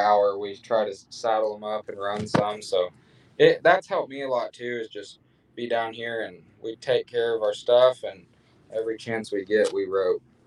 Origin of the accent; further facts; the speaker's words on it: Carthage, Missouri, United States; moved away as an adult; now in Stephenville, United States; I grew up in Missouri